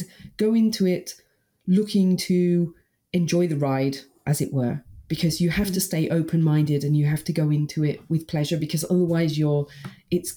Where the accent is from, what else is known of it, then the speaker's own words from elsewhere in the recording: United Kingdom; my hometown in the UK